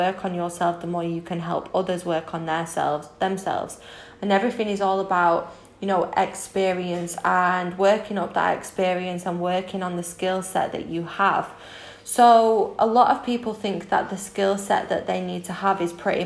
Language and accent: English; Manchester, North West England, United Kingdom; moved away as an adult; now in Spain; I am 24 from Manchester in the UK but currently in Spain as I just brought my dream property out here.